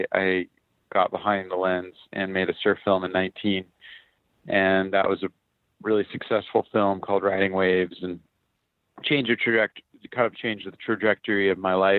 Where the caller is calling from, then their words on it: Honolulu, Hawaii, United States; Yeah, I'm calling in from Hawaii. I'm in Honolulu.